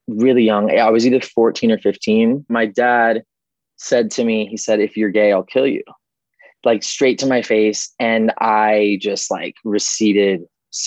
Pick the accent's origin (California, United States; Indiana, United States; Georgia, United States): California, United States; Calabasas; I grew up in Calabasas